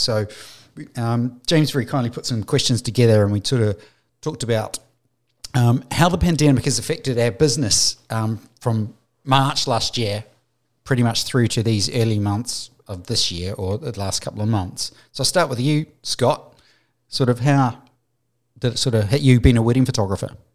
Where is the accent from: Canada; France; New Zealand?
New Zealand; moved away; I'm from New Zealand, my family's over there.